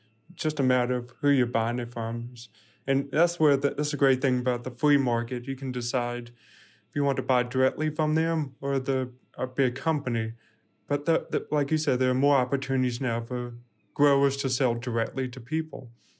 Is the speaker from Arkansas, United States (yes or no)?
no; Louisiana, United States; born there; Yes. And I was born in Louisiana. My mom is from New Orleans.